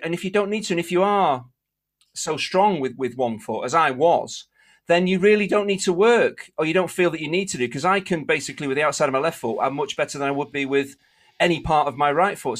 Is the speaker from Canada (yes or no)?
no; England, United Kingdom; My dad was English. I was born in Eng-